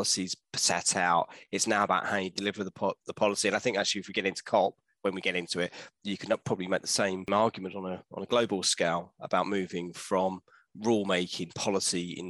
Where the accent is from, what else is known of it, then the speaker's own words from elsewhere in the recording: London, United Kingdom; also born or lived in Bath; I grew up around Leytonstone, Chingford, that way